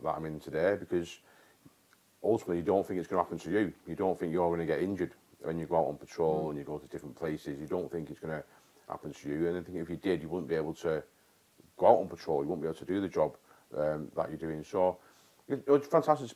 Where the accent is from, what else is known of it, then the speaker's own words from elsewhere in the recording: North West England, United Kingdom; also born or lived in Warminster / Germany; my hometown. And not just my town, but in the Northwest in general